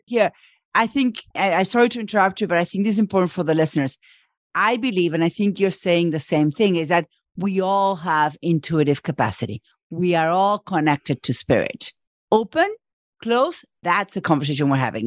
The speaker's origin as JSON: {"language": "English", "country": "Argentina", "moved": "as an adult", "lives_now": "United States", "said": "I live in the U S and I'm from Argentina"}